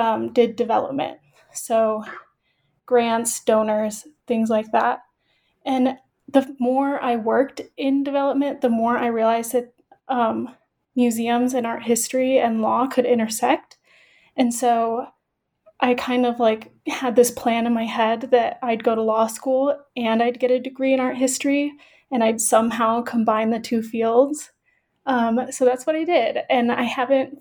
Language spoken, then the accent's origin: English; central Illinois, United States; moved away as an adult; now in Denver, United States; I am originally from Illinois, born and raised in central Illinois.